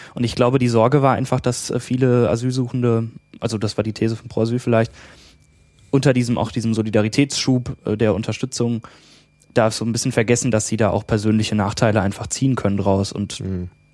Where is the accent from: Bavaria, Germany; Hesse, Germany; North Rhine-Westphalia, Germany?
Hesse, Germany; near Frankfurt; komme aus äh, der Nähe von Frankfurt in Hessen